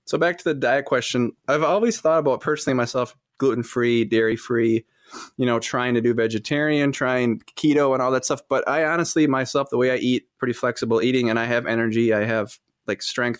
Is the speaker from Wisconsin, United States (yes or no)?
yes; Fond du Lac, Wisconsin, United States; I'm from Fond du Lac, Wisconsin